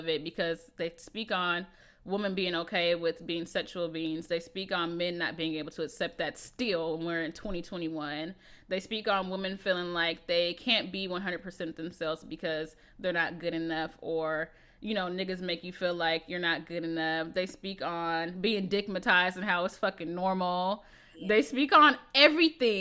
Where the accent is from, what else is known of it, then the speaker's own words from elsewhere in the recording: Seattle, Washington, United States; I'm from Seattle, and in Seattle, there is a lot of Black people